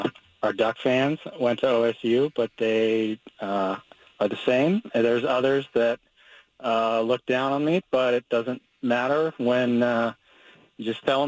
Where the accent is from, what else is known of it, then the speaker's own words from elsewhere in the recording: Eugene, Oregon, United States; I'm born and raised in Eugene, went to tons of Duck games, went to Oregon State for my degree.